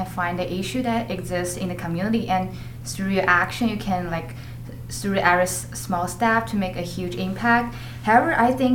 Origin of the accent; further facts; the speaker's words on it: Beijing, China; now in United States; I'm from Beijing, China